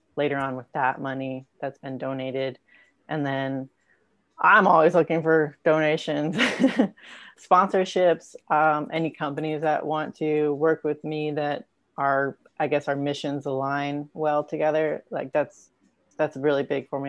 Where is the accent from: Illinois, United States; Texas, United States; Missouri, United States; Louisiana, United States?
Missouri, United States; Raleigh; my hometown of Raleigh, Missouri